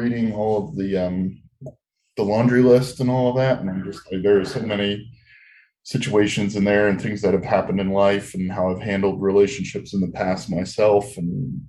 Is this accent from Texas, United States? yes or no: no; New Jersey, United States; moved away as an adult; also born or lived in San Diego; I moved from New Jersey to San Diego. I was miserable at life. I'd never left my hometown